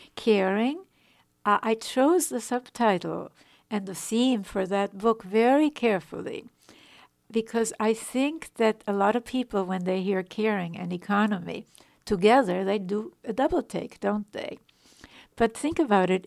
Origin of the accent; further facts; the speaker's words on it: Vienna, Austria; moved away; I was born in Vienna, in Europe